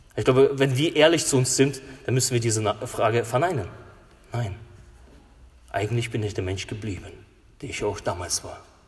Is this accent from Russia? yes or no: yes; Russia; now in Germany; In äh, Russland, wo ich herkomme